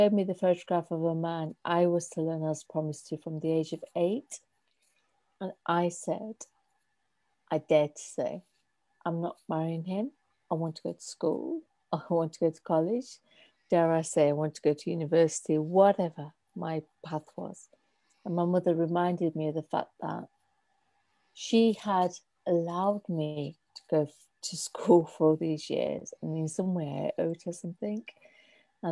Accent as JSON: {"language": "English", "town": "Derby", "region": "East Midlands", "country": "United Kingdom", "tie": "born or raised there", "said": "we went to school in Derby. My hometown is Derby."}